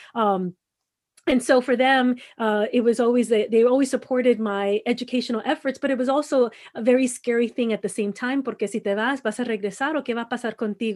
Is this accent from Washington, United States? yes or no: no; Los Angeles, California, United States; moved away as an adult; also born or lived in Mexicali / San Diego; growing up in Los Angeles